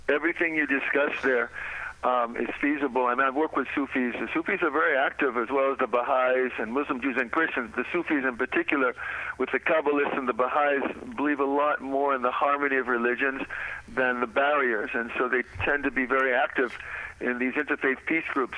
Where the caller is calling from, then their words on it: Paris, Île-de-France, France; I'm calling you from Paris, France now